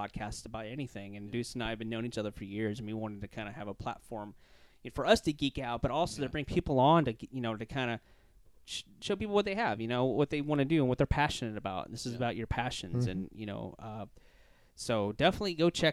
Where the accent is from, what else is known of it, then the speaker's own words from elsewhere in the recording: Louisiana, United States; now in Florida, United States; I'm from Louisiana